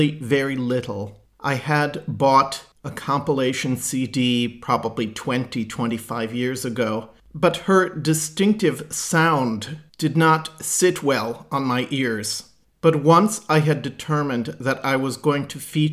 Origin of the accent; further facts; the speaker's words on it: Wisconsin, United States; in Kenosha, in my home state of Wisconsin